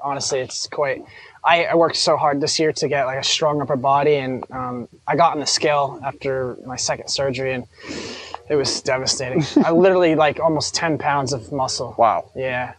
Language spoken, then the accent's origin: English; New York, United States; growing up in New York